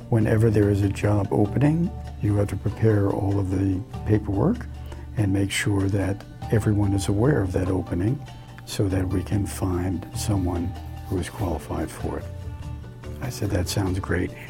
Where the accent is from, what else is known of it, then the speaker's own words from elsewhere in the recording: New York City, New York, United States; growing up on New York City's Lower East Side was really quite an experience. Italian families, Irish families, and mostly Jewish families, all living together in not very uh, nice accommodations.